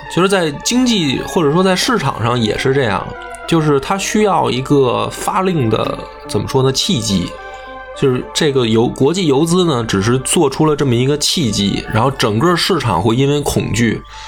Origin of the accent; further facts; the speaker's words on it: China; 我们中国人